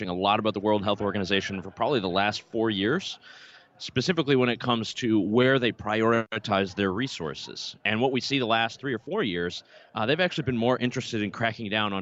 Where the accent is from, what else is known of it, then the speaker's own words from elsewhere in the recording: Concord, North Carolina, United States; also born or lived in Canada; I'm definitely a son of North Carolina. I grew up around Concord area.